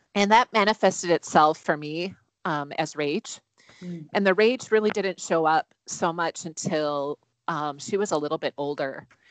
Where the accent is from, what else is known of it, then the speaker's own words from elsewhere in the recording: Wisconsin, United States; now in Minnesota, United States; I'm originally from Wisconsin, so I'm a Midwest girl through and through